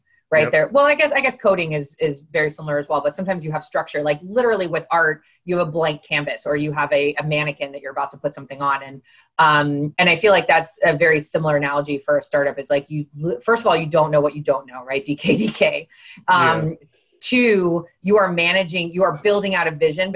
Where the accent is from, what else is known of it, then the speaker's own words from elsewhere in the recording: Miami, Florida, United States; I'm from Miami. I'm Cuban, right? This is my home